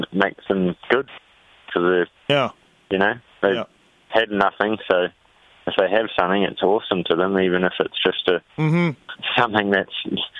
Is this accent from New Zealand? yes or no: yes; New Zealand